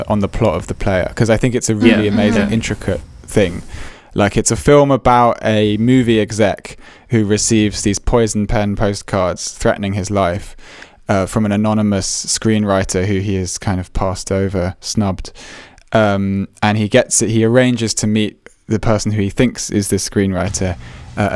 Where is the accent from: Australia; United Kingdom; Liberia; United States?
United Kingdom; England; As English people